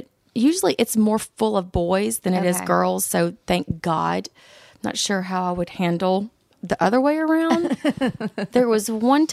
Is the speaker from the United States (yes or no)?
yes; Sandersville, Georgia, United States; also born or lived in Statesboro, Georgia; I grew up in a small town. Where'd you grow up? Sandersville, Georgia